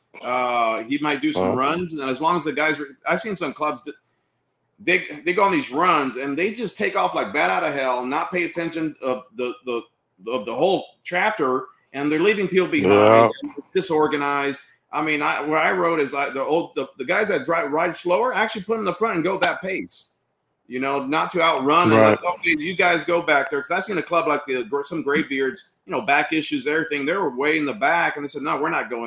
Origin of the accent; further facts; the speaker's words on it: Miami, Florida, United States; as a Cuban kid in Miami